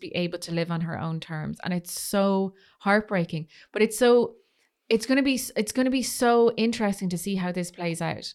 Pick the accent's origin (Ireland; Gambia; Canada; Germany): Ireland; being Irish